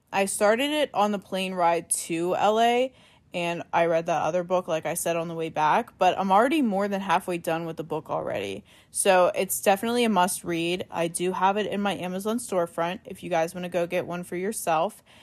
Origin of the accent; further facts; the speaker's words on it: Pittsburgh, Pennsylvania, United States; we're from Pittsburgh